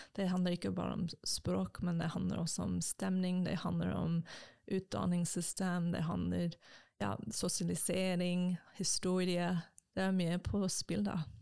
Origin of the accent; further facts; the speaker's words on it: United States; first language English; Norwegian is a second language; moved away as an adult; also born or lived in Japan; now in Norway; kommer fra USA